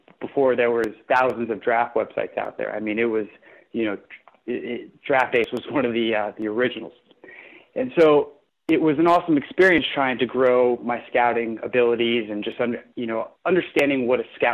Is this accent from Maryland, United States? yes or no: yes; Potomac, Maryland, United States; moved away as an adult; also born or lived in Florida; I grew up in Potomac, Maryland